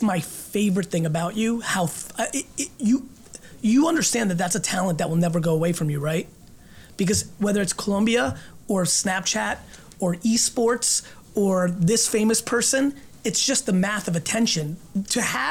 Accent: Russia; moved away; I was born in Russia and lived in a studio apartment with this many family members

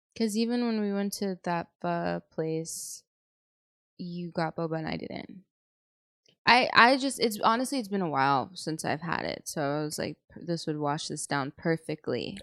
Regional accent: San Antonio, Texas, United States; I'm from San Antonio

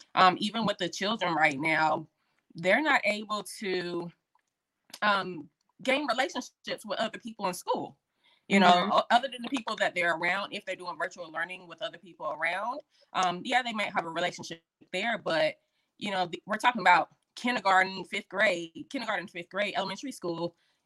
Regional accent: Fayetteville, North Carolina, United States; also born or lived in military bases; Again, I am from Fayetteville, North Carolina. I was a military brat, but North Carolina is home.

